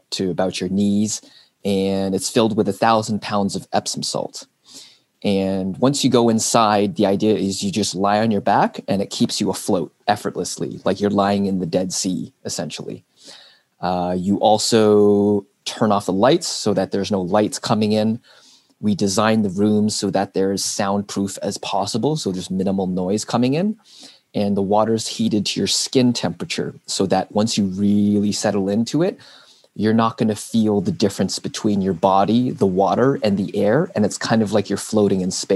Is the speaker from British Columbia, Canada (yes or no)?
no; Burlington, Ontario, Canada; I was born and raised here in Burlington